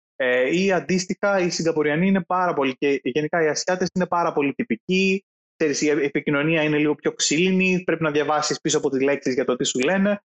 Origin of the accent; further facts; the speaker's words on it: Greece; είμαι Έλληνας Οκ, okay, ναι, είναι ο χώρος στον οποίο γεννήθηκα και μεγάλωσα